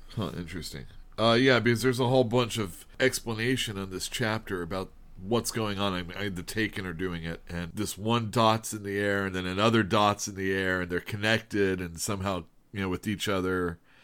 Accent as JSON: {"language": "English", "country": "United States"}